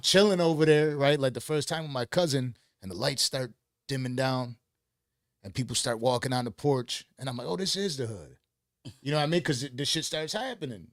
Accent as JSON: {"language": "English", "town": "Buffalo", "region": "New York", "country": "United States", "moved": "yes", "said": "I'm from Buffalo, New York"}